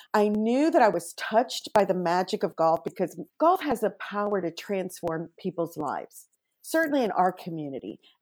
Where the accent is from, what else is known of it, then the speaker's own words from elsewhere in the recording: Mexico; moved away as an adult; now in California, United States; I am an immigrant from Mexico